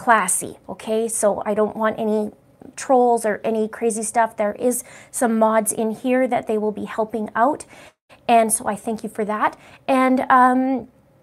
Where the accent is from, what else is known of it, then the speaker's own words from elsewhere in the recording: British Columbia, Canada; I grew up in British Columbia. That's my heart there